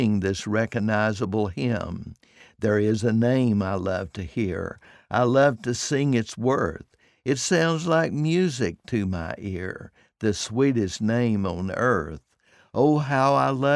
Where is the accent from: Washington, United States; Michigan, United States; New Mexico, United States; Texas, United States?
Texas, United States; North; As I was growing up in North Texas